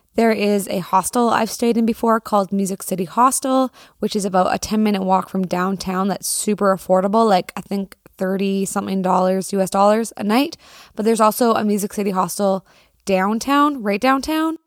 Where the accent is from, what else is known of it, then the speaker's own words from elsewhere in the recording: Canada; As a Canadian